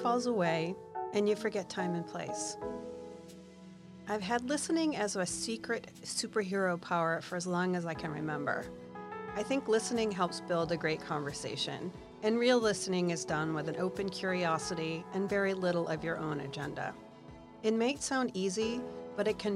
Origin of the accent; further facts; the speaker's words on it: South Shore, Massachusetts, United States; We are both from the South Shore